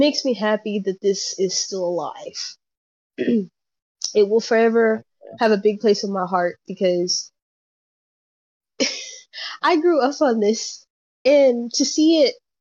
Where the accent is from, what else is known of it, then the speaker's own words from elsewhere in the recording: Houston, Texas, United States; also born or lived in Oakdale, Louisiana; I grew up in Houston, Texas, but I also grew up in Oakdale, Louisiana. So I have two homes.